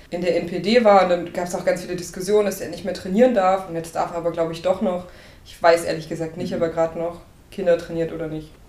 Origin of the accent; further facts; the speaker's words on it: Burgscheidungen, Saxony-Anhalt, Germany; moved away; ich komme aus Burg Scheidungen. Das ist nicht so weit weg von Laucha